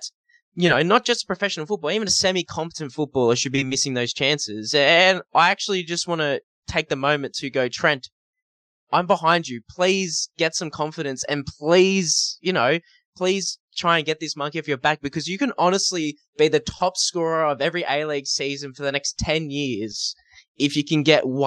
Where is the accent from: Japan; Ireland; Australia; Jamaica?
Australia; Newcastle, New South Wales; I'm from Newcastle